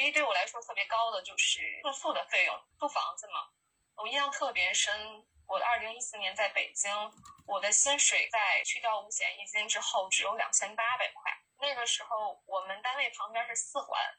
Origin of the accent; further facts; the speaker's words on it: Changchun, Jilin, China; also born or lived in Beijing; 正好那个时候北京本科生没有办法办理执业，我就借着这个理由回到了我的家乡长春。长春虽然是一个比较不发达的城市，但是它我觉得特别温暖